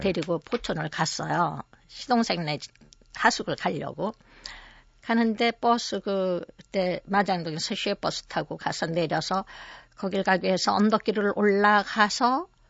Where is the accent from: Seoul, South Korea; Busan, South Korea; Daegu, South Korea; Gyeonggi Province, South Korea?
Seoul, South Korea; also born or lived in Okcheon, North Chungcheong; 저는 이제 서울에서 태어나서 그때 피난 생활을 한 1년 한 반 정도 한 거 외에는 서울에서만 네. 종로구 익선동에서